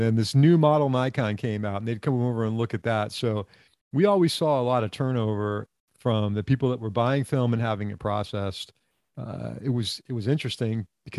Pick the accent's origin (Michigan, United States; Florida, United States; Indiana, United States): Florida, United States; South; I'm from South Florida.